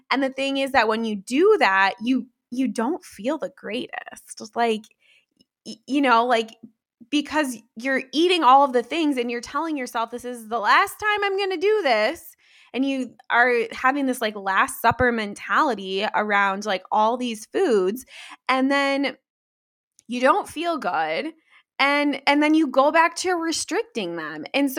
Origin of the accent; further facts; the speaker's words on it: Midwest, United States; like I grew up in the Midwest. I live in the Midwest.